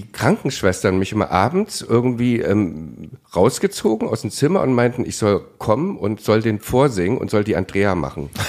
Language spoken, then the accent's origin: German; East Germany, Germany; ich bin Ossi